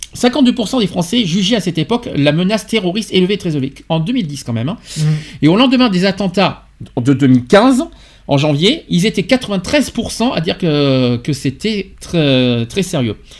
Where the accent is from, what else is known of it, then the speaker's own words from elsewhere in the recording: France; chez nous en France